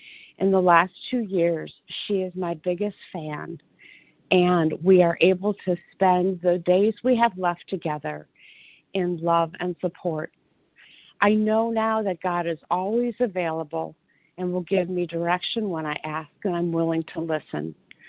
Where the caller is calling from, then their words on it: Detroit, Michigan, United States; Yes, I am here from Detroit, Michigan.